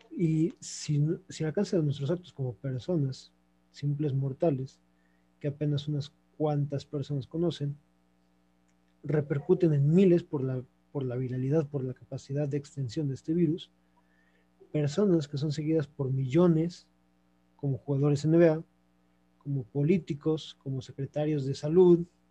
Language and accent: Spanish; Mexico; soy mexicano